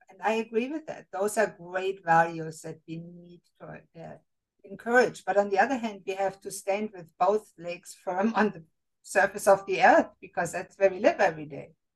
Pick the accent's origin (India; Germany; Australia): Germany; moved away; I was raised and born in Germany